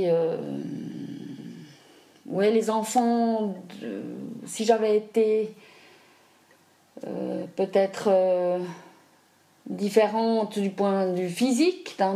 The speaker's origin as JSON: {"language": "French", "region": "Zurich", "country": "Switzerland", "tie": "born or raised there", "also_born_or_lived": "Africa", "second_language": "French", "said": "j'ai grandi jusqu'à l'âge de 12 ans, j'ai grandi en Afrique, parce que mes parents étaient localisés là-bas. Et euh, après, je suis revenue en Suisse, euh, dans la région de Zurich."}